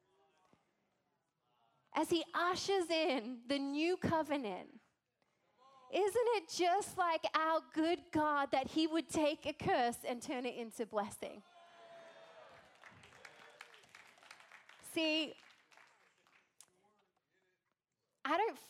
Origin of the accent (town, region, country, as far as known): Australia; accent: Australian; now in United States